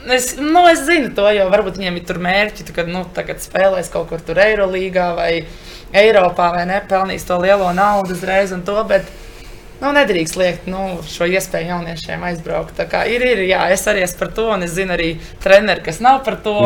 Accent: Latvia; moved away as an adult; mums, tieši jauniešiem, kas nāk no Latvijas

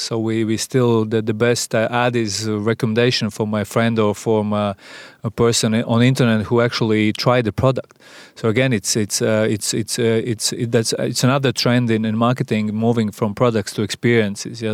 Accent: Sigulda, Vidzeme, Latvia; I'm a, a guy from Sigulda

